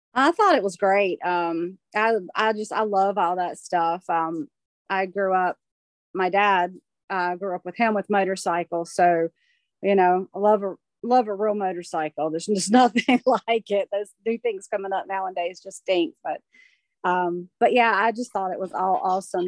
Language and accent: English; Graham, North Carolina, United States; also born or lived in Burlington, North Carolina; been in the area like all my life. Yeah, uh, born in Graham. Now I live in Burlington, so not too far.